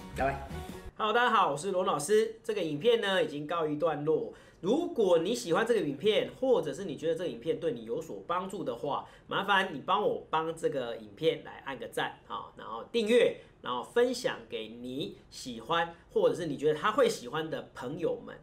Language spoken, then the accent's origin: Chinese; Taiwan; 我们台湾这边的